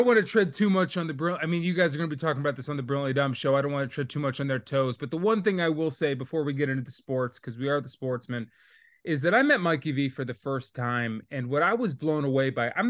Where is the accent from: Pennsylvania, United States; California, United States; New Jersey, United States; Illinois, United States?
New Jersey, United States; I grew up in Jersey, but it's very different than North Jersey. That's almost a different state.